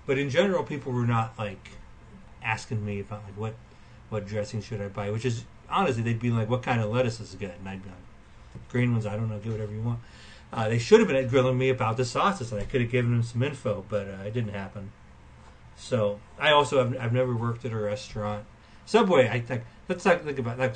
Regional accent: Western Illinois, United States; I am from Western Illinois

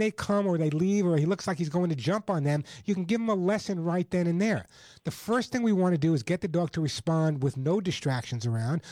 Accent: Oceanside, New York, United States; moved away; I grew up on Long Island and Oceanside

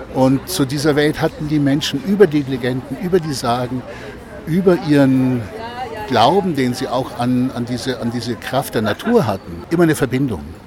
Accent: Oberstdorf, Bavaria, Germany; in meinem Heimatort Oberstdorf

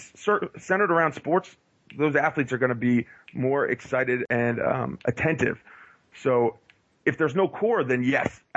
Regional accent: East Coast, United States; I'm from the East Coast, gets cold a lot

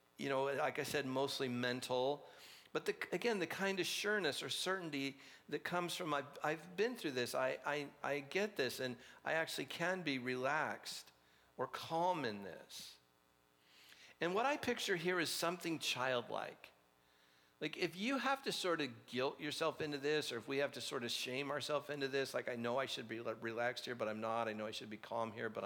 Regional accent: Orange County, California, United States; I grew up in Orange County

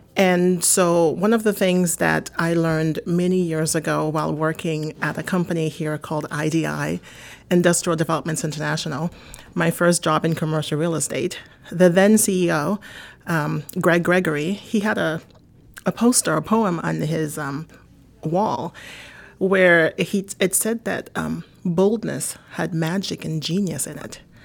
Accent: Haiti; also born or lived in New York / Miami; now in United States; I'm originally from Haiti. I've lived in this country now for over thirty years

